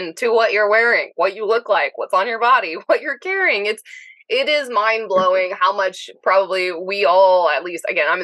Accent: Pensacola, Florida, United States; now in Knoxville, United States; I was from Pensacola, Florida, in the Panhandle

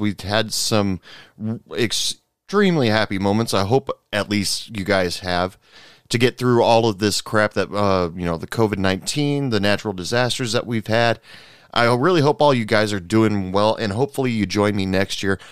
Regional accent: United States; me as an American

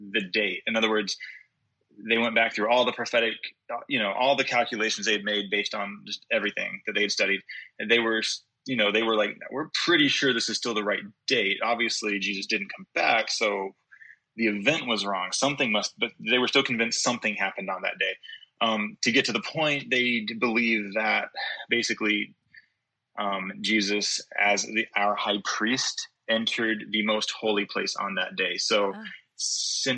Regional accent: the Bible Belt, the South, United States; growing up in the Bible Belt where everybody's like, well, most everyone's Baptist or something close to it

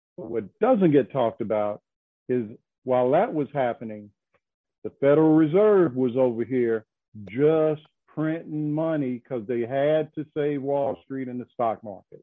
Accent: Arkansas, United States; now in North Carolina, United States; my home state, Arkansas

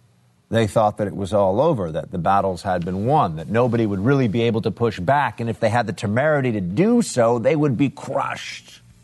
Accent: New York, United States; but as a New Yorker, I can tell you there are plenty of places where you actually don't have

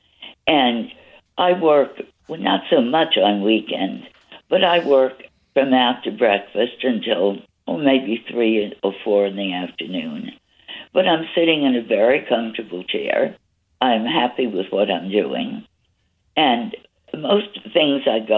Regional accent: New York City, New York, United States; I was born in the Bronx and always loved Manhattan

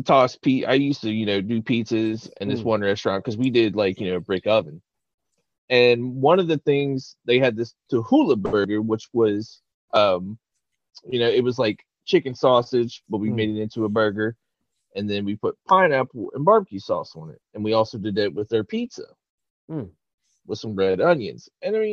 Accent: West Virginia, United States; I lived in the mountains. I'm from West Virginia

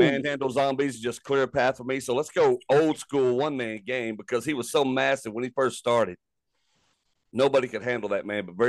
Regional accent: Texas, United States; I grew up in Texas.

